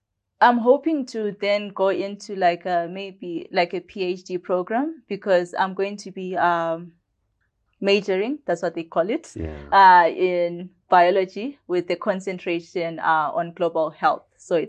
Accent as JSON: {"language": "English", "region": "Bulawayo", "country": "Zimbabwe", "tie": "born or raised there", "said": "I was born in Bulawayo here in Zimbabwe at Mater Dei on the 23rd of March in 2003."}